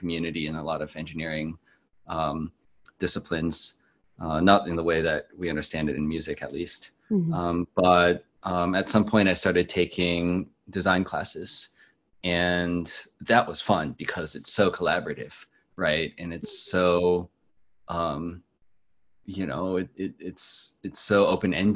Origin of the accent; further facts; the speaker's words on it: Maryland, United States; I grew up in Maryland